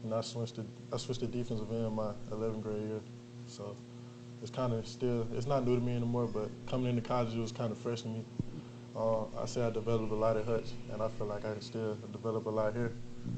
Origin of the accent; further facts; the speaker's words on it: Montgomery, Alabama, United States; now in Tallahassee, United States; I'm from Montgomery, Alabama, and actually my first Little League team, we were the Seminoles, so that was City League.